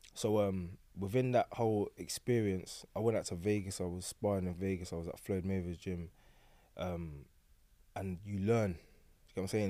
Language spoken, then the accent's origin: English; London, United Kingdom; I grew up on Forest Gate, Stratford